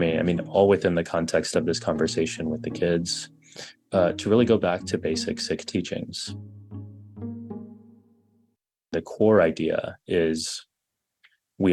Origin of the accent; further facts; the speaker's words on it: Texas, United States; I grew up in Texas